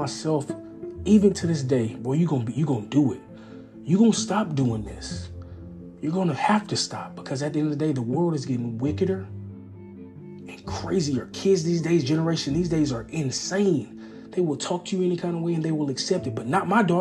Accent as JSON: {"language": "English", "region": "East Texas", "country": "United States", "tie": "born or raised there", "said": "I'm from East Texas, so I'm raised as a country boy"}